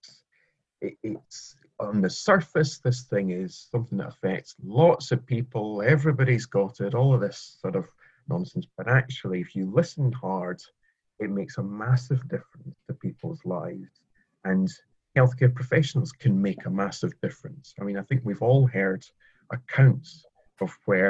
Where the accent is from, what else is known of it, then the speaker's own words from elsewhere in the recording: Scotland, United Kingdom; moved away as an adult; now in England, United Kingdom; I'm Scottish. I was grown up with a love of the underdog, and I remember when I moved from Scotland to England